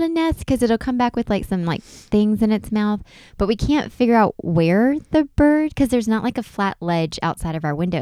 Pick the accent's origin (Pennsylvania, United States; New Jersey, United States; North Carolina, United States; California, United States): North Carolina, United States; I grew up in North Carolina.